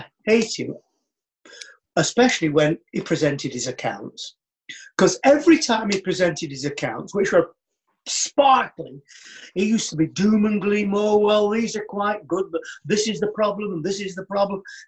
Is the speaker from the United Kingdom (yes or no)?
yes; United Kingdom; as a Brit